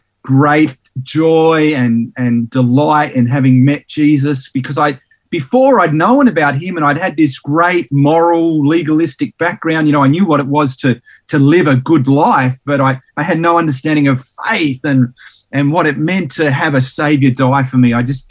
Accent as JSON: {"language": "English", "town": "Sydney", "region": "New South Wales", "country": "Australia", "tie": "born or raised there", "also_born_or_lived": "Tasmania", "said": "I was born in Sydney in New South Wales, and spent about 7 years there. Then we moved to Tassie for about 5 years, and we moved around a lot."}